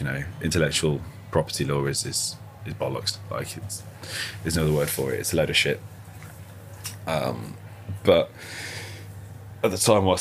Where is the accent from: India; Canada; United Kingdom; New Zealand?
United Kingdom; Birmingham, West Midlands; I grew up just outside the Balti Triangle